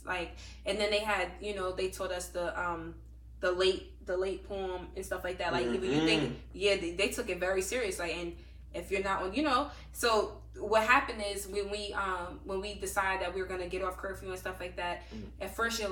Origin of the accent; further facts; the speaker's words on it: New York, United States; I'm from New York